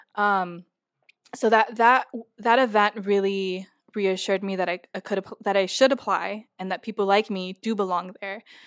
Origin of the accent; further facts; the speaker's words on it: Los Angeles, California, United States; moved away as an adult; I've lived in California my whole life, um, born and raised in Los Angeles